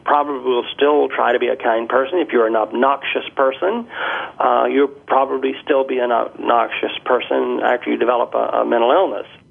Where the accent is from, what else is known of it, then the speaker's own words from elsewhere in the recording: Birmingham, Alabama, United States; moved away as an adult; now in Canada; when I was growing up in Birmingham, Alabama. I've been in Canada since 1985